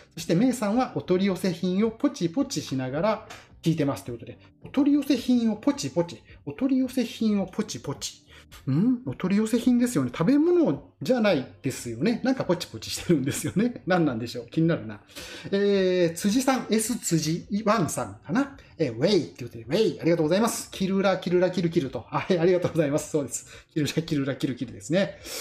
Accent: Ikoma, Nara, Japan; 地元の奈良の生駒でそうやって頑張っていた

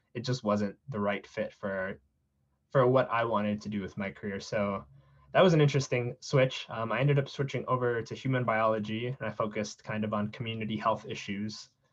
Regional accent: South San Francisco, California, United States; I grew up in South San Francisco

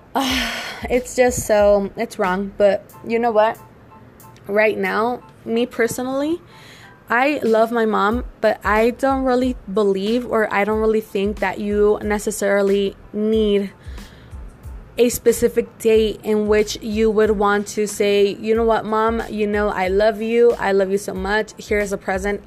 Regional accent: Mexico; I'm from Mexico

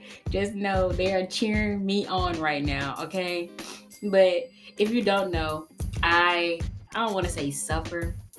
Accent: Jackson, Mississippi, United States; I'm from Jackson, Mississippi.

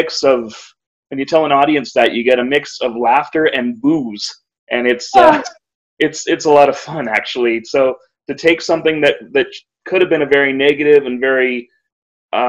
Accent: Kitchener, Ontario, Canada; my hometown in Kitchener, Ontario, Canada.

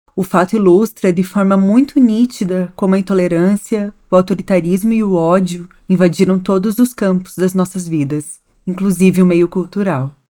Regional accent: Santa Catarina, Brazil; as contradições e afetos do nosso estado

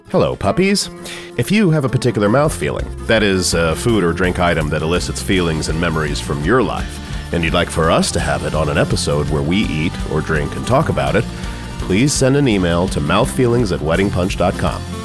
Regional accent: San Antonio, Texas, United States; moved away; also born or lived in Minneapolis; growing up in San Antonio

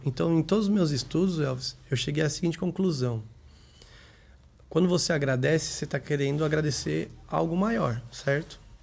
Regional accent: São Caetano do Sul, São Paulo, Brazil; also born or lived in Grajaú, São Paulo; eu nasci em São Caetano do Sul e morei lá até uns 10 anos

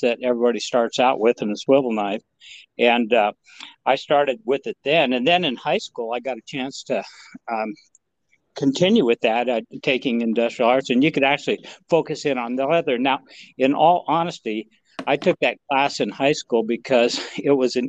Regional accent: Montana, United States; now in Texas, United States; I grew up in Montana

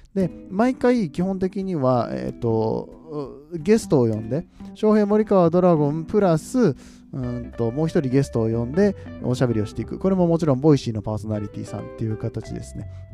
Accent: Nagoya, Aichi, Japan; accent: Nagoya-ben; 名古屋出身

